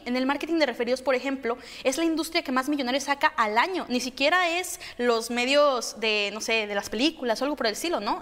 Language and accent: Spanish; Guadalajara, Jalisco, Mexico; yo soy de Guadalajara